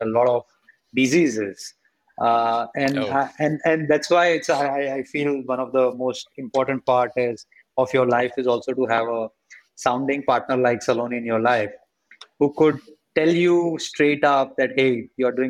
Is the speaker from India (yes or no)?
yes; India; as an Indian